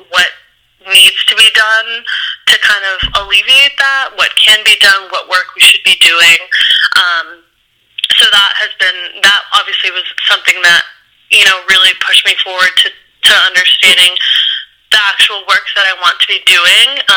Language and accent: English; Ohio, United States; I grew up in Ohio, so I grew up yeah. in like a um, very like conservative uh, town where you know, there was it was mainly white folks.